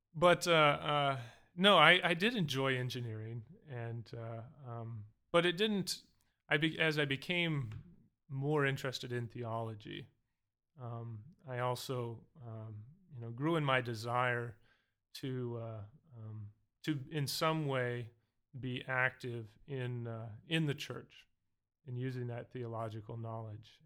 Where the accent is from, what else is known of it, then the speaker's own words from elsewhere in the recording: Montana, United States; also born or lived in Alaska; now in Southern California, United States; growing up in Alaska and Montana